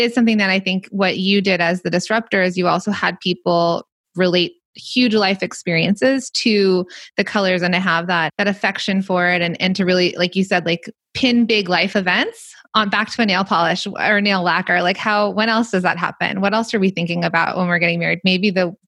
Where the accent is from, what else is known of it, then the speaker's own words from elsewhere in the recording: Los Angeles, California, United States; I grew up in the Valley where this all started.